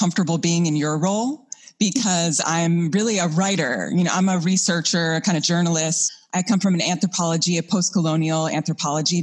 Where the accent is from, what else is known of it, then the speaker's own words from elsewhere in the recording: Hudson Valley, New York, United States; moved away as an adult; also born or lived in Vermont; I'm from the Hudson Valley of New York. And so my first memories of nature are there.